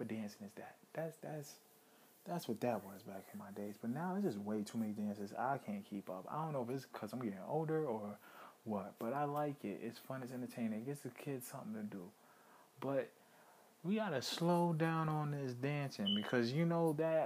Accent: New York City, New York, United States; also born or lived in Brooklyn; I grew up in Harlem.

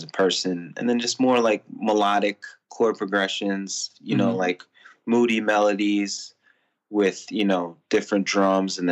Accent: Elizabeth, New Jersey, United States; I'm from Jersey. I was born in Elizabeth, 100% Filipino

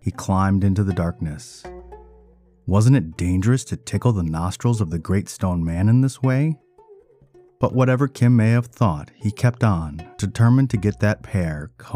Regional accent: Ann Arbor, Michigan, United States; you're also my hometown

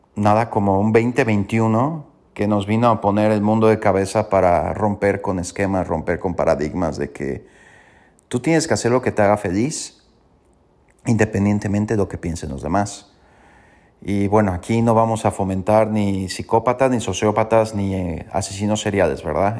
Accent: Mexico; Como buenos mexicanos y latinos

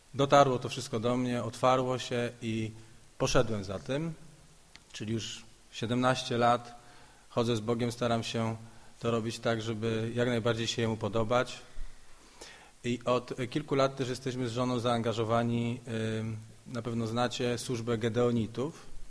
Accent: Szczekociny, Silesian Voivodeship, Poland; now in Kraków, Poland; w Krakowie mieszkam, ale pochodzę z takiej miejscowości Szczekociny.

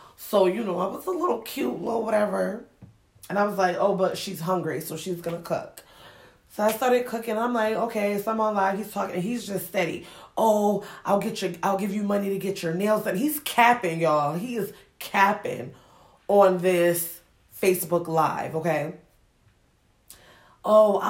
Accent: Springfield, Massachusetts, United States; also born or lived in Ghana; I grew up in Springfield, Mass.

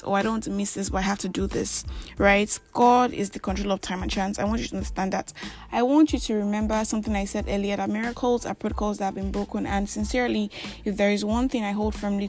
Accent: Nigeria; I'm that Nigerian Christian alcoholic

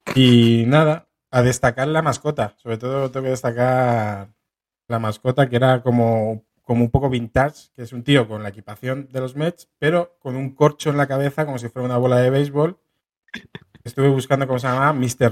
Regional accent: Getafe, Community of Madrid, Spain; Los seis pibardos de Getafe

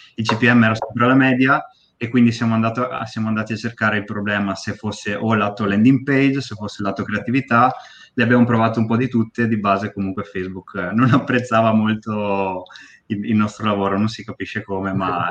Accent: Bassano del Grappa, Veneto, Italy; now in Pove del Grappa, Italy; A 5 minuti da Bassano, a Pove. Però sono nato a Bassano

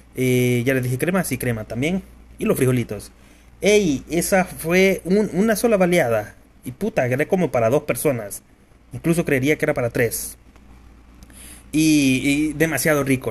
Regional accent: El Salvador

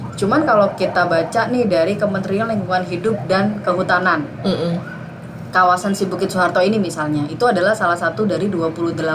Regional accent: Jakarta, Indonesia; kita orang Jakarta

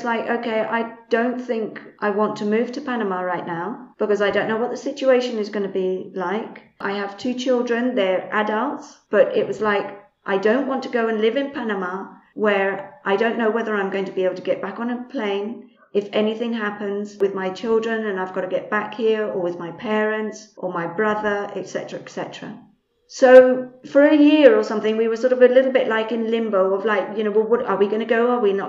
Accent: Spain; also born or lived in England; because I'm English. I was born in England and my parents are English as well. But I came out to Spain when I was roughly around 3 years old. So I've basically lived in Spain all my life.

